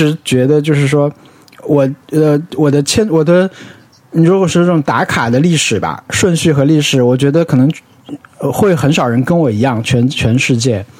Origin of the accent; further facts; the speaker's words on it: Yunnan, China; moved away as an adult; now in Shanghai, China; 云南就我老家不冷，但相应该来，我应该会觉得上海很冷，但是好像我没觉得。